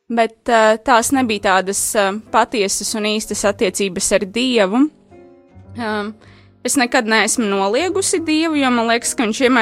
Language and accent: Latvian; Rēzekne, Latgale, Latvia; moved away as an adult; now in Riga, Latvia; Un tad, kad es pārcēlos no Rēzaknes uz Rīgu studiju dēļ, es sākotnēji meklēju katoļu baznīcu